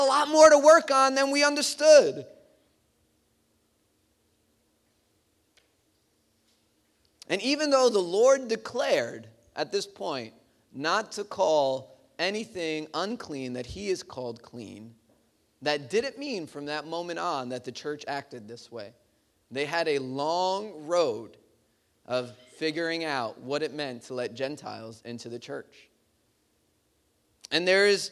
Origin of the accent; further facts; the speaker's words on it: New York City, New York, United States; growing up in Bay Ridge